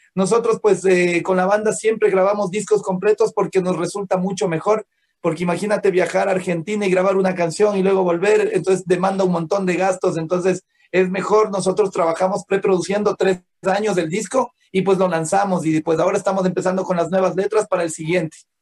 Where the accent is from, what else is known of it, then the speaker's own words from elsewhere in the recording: Ecuador; nosotros eh, como ecuatorianos